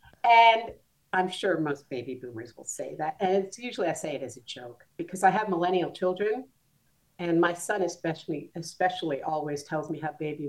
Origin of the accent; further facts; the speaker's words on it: New Jersey, United States; born there; I was born in New Jersey in the U.S. in 1952, which makes me 71 years old this year.